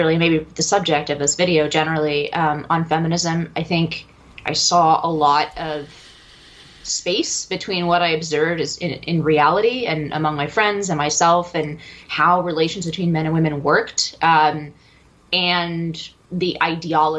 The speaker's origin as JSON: {"language": "English", "area": "San Francisco Bay Area", "region": "California", "country": "United States", "tie": "born or raised there", "said": "I grew up in the San Francisco Bay Area"}